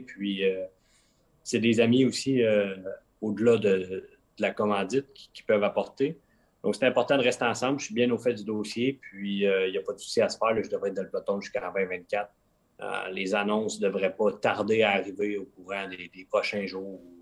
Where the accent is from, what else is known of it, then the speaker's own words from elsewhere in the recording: Quebec, Canada; moved away as an adult; au Québec, on est habitué à des grands espaces